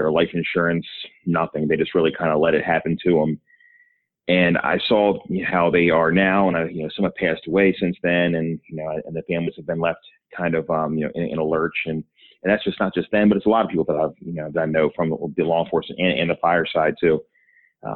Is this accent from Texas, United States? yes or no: no; Baltimore, Maryland, United States; I'm from Baltimore originally. That's where I still live. I grew up in the area.